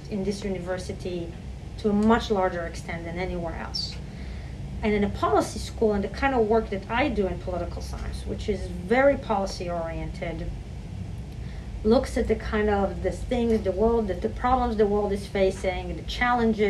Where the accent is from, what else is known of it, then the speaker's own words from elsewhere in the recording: Israel; moved away as an adult; now in New York, United States; I grew up in Israel